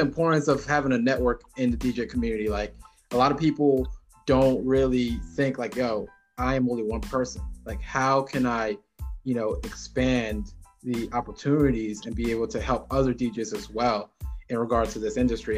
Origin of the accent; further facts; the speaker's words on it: Jamaica; I'm Jamaican